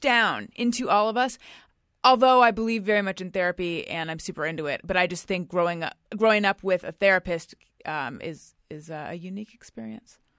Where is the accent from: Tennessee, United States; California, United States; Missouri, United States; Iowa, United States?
California, United States; Orange County; moved away; I'm from Orange County, California